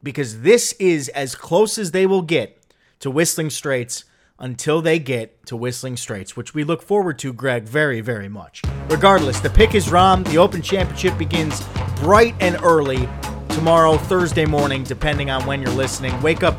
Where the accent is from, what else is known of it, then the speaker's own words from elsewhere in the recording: United States; as an American and an American fan